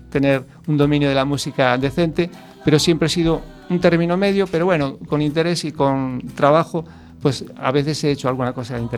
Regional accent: Ourense, Galicia, Spain; born there; also born or lived in Switzerland; nací en Orense, hice el dinero en Suiza ¿eh?

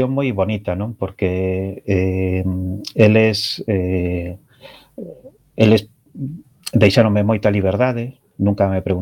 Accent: Betanzos, Galicia, Spain; eu son de Betanzos, e a miña familia de Betanzos

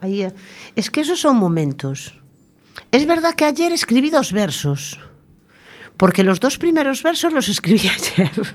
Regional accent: Tordoia, Galicia, Spain; moved away; llevo 30 años viviendo aquí, 32 ya, pero mi Tordoya natal es mi Tordoya natal

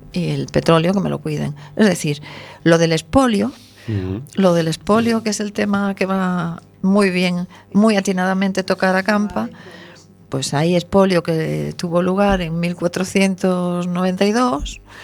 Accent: Venezuela; moved away; yo debo decir que nací en Venezuela, de lo cual me siento muy orgullosa y muy feliz, pero mi tierra querida me enseñó los colores

